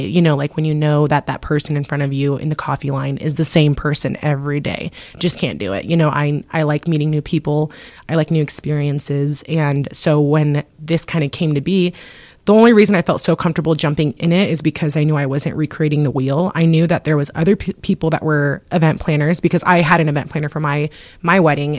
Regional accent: Moscow, Idaho, United States; moved away as an adult; now in Coeur d'Alene, United States; we're obviously from Moscow and we're this is our fourth year in Coeur d'Alene.

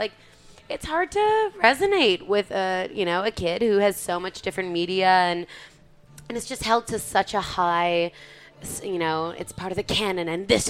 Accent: Stratford, Ontario, Canada; I grew up in Stratford, Ontario.

